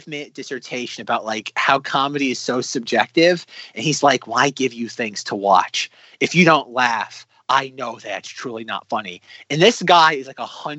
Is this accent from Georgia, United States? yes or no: yes; Atlanta, Georgia, United States; I'm from Atlanta